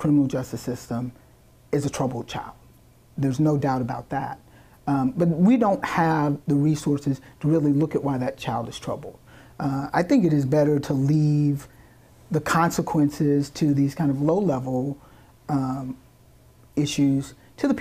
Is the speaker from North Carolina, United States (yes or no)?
yes; Rockingham, North Carolina, United States; now in Durham, United States; I started out as a criminal defense attorney in my hometown in Rockingham